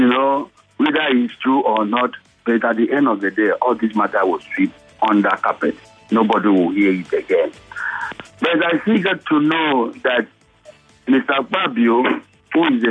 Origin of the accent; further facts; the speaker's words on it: Niger Delta, Nigeria; I'm from Niger Delta as well.